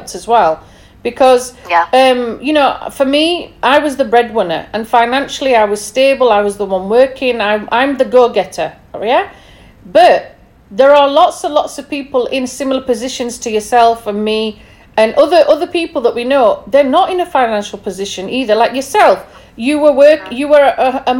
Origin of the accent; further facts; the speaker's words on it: England, United Kingdom; Obviously, I'm from England